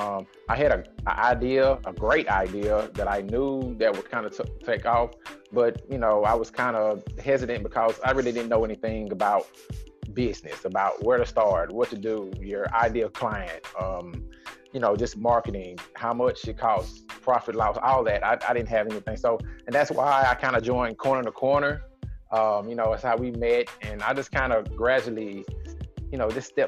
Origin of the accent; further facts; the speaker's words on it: Nashville, Tennessee, United States; born and raised in Nashville, Tennessee, East Nashville